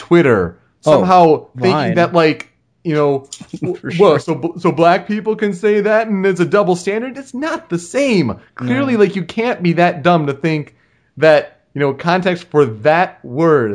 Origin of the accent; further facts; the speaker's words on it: Michigan, United States; growing up in Michigan